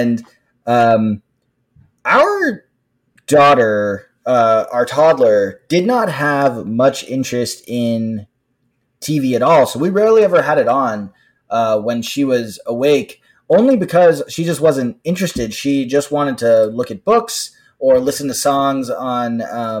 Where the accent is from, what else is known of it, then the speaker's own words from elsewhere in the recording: Los Angeles, California, United States; now in Washington, D.C., United States; I am from Los Angeles. I live in the Washington, D.C. area.